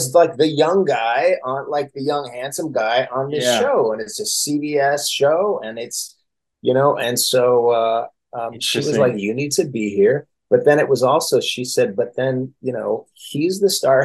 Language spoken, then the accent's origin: English; Fresno, California, United States; I grew up in Fresno, California.